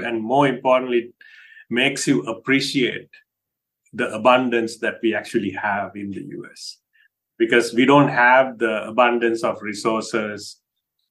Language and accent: English; Sri Lanka; moved away as an adult; now in United States; Grew up in Sri Lanka, and then after high school, came to the US in the late 80s